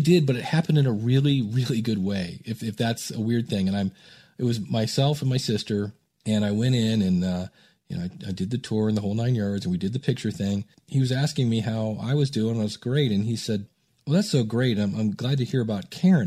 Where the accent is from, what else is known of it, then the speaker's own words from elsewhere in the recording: Akron, Ohio, United States; also born or lived in Cleveland, Ohio; I grew up in Akron, Ohio